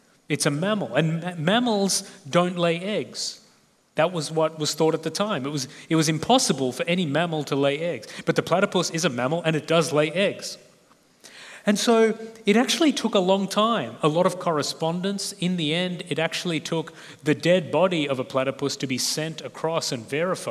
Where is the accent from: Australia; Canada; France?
Australia; accent: Australian; I'm Australian